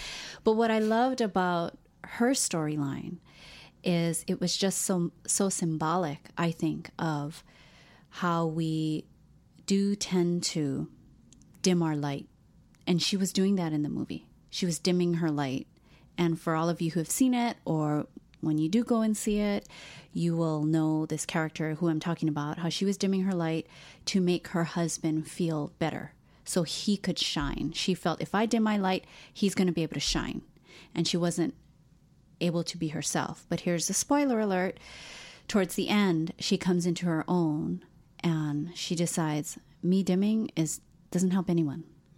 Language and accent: English; Hawaii, United States; And I think, too, like when you're born and raised in Hawaii, you don't realize you're Asian.